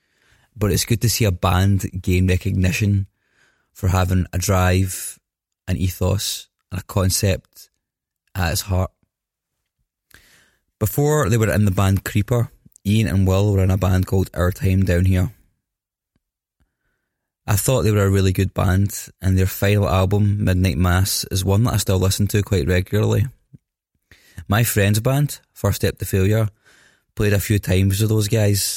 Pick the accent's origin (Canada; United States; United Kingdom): United Kingdom; Scotland; I'm Scottish